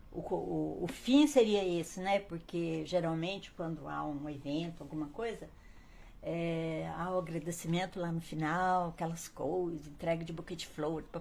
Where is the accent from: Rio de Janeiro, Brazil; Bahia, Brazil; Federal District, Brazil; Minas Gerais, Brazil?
Minas Gerais, Brazil; Paraisópolis; accent: mineiro; also born or lived in Gonçalves; now in Cambuí, Brazil; O bairro do Funil, foi lá onde eu nasci.